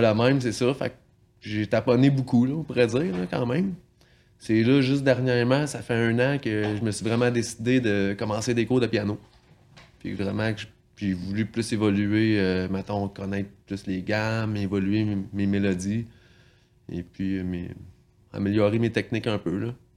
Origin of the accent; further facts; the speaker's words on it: L'Île-Perrot, Quebec, Canada; je viens de, la région assez proche d'ici, à l'île Perrault